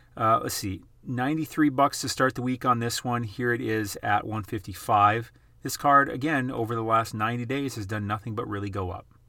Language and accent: English; South Dakota, United States; I'm from South Dakota. That's where I grew up, South Dakota.